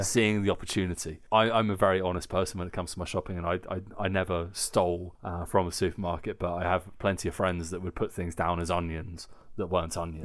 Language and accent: English; United Kingdom; now in Germany; I'm British